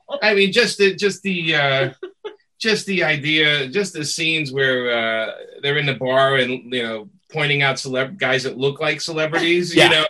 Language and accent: English; New York, United States; being a New Yorker